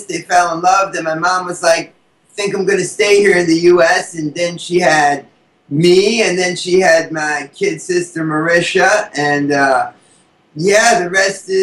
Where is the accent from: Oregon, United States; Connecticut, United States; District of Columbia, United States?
Connecticut, United States; Hartford; I'm from Hartford, Connecticut, which is only like a 2-hour bus ride away